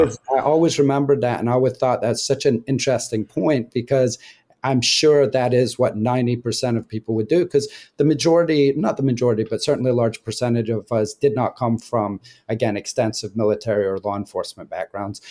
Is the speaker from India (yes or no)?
no; Scotland, United Kingdom; I grew up in Scotland